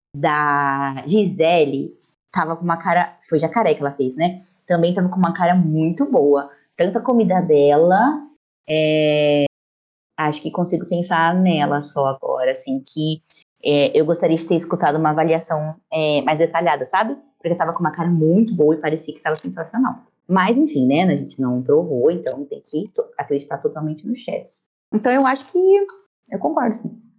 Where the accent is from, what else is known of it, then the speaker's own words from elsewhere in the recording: interior of São Paulo, Brazil; sou do interior de São Paulo, pertinho aqui do Paraná, né, na divisa